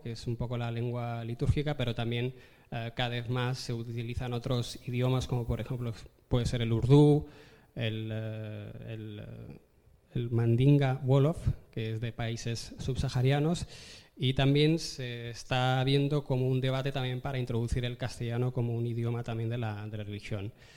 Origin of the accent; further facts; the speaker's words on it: Tetouan, Tanger-Tetouan-Al Hoceima, Morocco; now in Spain; me crié eh, en Marruecos, he vivido toda mi vida en Marruecos y he tenido vecinos que eran judíos viviendo en la misma avenida, en, Tetuán, en el norte de Marruecos